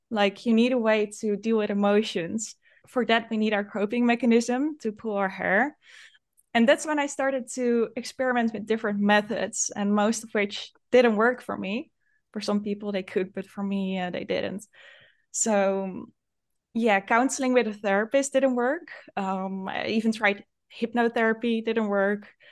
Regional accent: Netherlands; I'm from the Netherlands

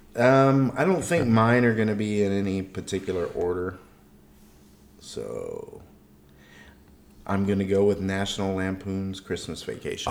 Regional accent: Texas, United States; Growing up in Texas

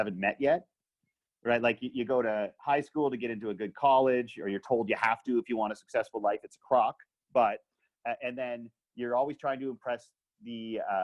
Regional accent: Canada; I am a wildly privileged straight white dude born in Canada.

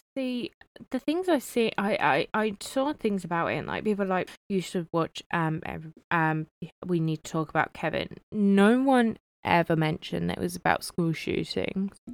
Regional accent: United Kingdom; even though I'm not American, I'm British

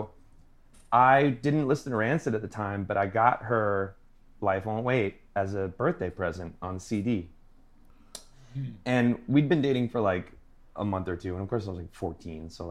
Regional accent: Long Island, New York, United States; I'm from Long Island, New York.

